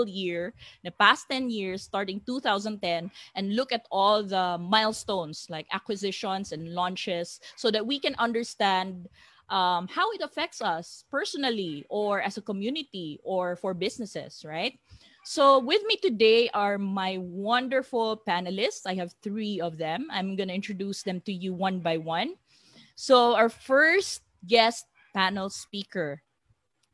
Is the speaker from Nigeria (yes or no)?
no; Iligan, Northern Mindanao, Philippines; now in Cebu, Philippines; I'm from Iligan City.